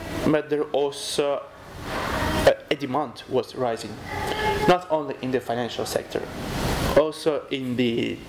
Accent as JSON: {"language": "English", "region": "Kyiv", "country": "Ukraine", "tie": "born or raised there", "also_born_or_lived": "Italy / Czech Republic", "said": "I'm from Kyiv, okay. The capital city. I was born in Kyiv. This is my native city. I love it a lot."}